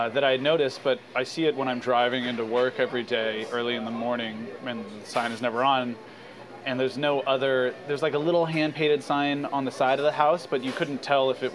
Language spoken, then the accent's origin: English; California, United States; I'm from California